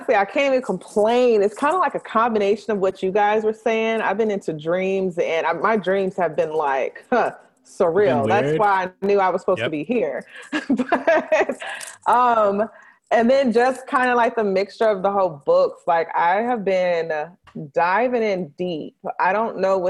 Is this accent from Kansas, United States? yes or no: no; Nashville, Tennessee, United States; moved away as an adult; now in Dallas, United States; I'm originally from Nashville, Tennessee